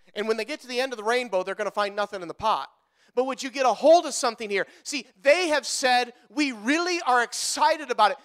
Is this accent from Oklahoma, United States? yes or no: no; Wisconsin, United States; we're from Wisconsin